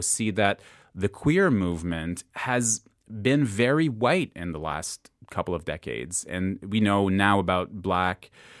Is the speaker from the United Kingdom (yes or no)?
no; Canada; as a Canadian, I don't know as nearly as much about Canadian history